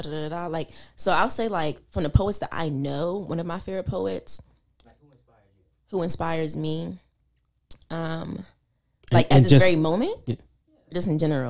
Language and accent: English; Philadelphia, Pennsylvania, United States; I'm from Philly